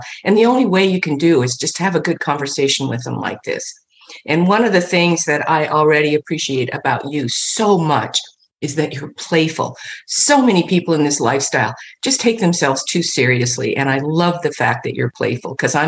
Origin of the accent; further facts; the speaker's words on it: Midwest, United States; moved away as an adult; also born or lived in Los Angeles; I grew up in the Midwest, very conservative family